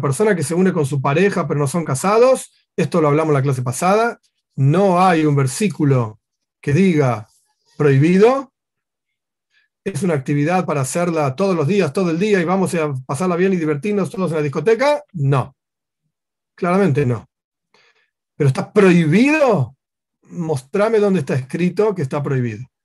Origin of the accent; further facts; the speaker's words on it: Argentina; yo soy, yo soy argentino y quiero conocer las leyes argentinas